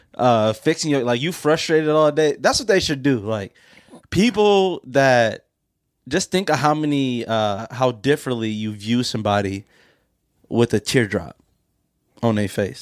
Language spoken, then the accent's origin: English; Pontiac, Michigan, United States; my hometown of Pontiac